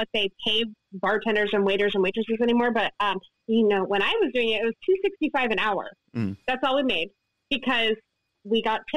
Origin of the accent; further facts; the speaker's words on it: Ann Arbor, Michigan, United States; now in Ohio, United States; I grew up in Ann Arbor.